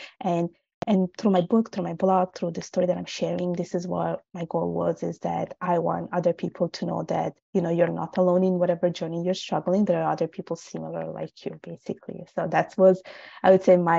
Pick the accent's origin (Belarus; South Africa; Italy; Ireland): Italy; first language Italian; English is a second language; I was born and raised in Italy. My parents are from Bangladesh.